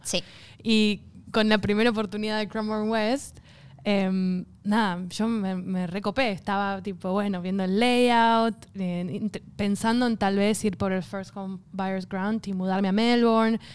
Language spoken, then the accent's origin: Spanish; Argentina; now in Australia